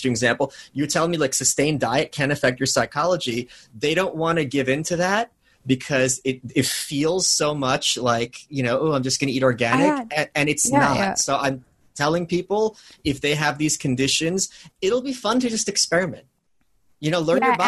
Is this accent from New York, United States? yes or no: yes; New York City, New York, United States; I'm a New Yorker. I have this low key background tension. Well, it's life in the big city.